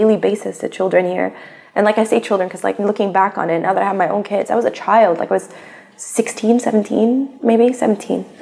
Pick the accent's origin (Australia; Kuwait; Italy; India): Kuwait; also born or lived in United States; I spent the last 3 years of high school back here